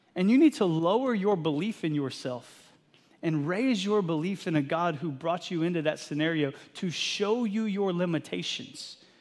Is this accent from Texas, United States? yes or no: yes; Texas, United States; moved away as an adult; now in Eastern Washington, United States; I grew up in Texas